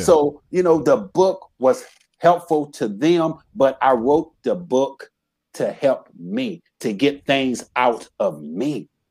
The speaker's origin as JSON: {"language": "English", "town": "Racine", "region": "Wisconsin", "country": "United States", "tie": "born or raised there", "moved": "as an adult", "said": "I grew up in Racine, Wisconsin"}